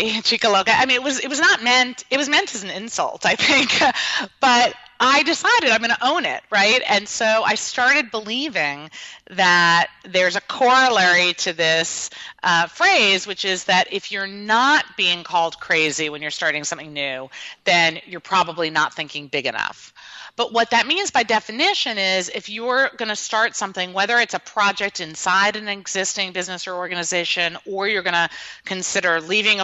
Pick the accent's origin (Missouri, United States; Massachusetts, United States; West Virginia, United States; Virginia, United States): Massachusetts, United States; outside of Boston; I grew up outside of Boston, Massachusetts, in a traditional family